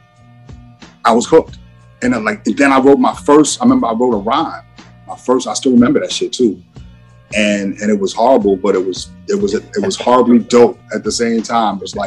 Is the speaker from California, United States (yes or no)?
no; Long Island, New York, United States; also born or lived in Wyandanch; I grew up on Long Island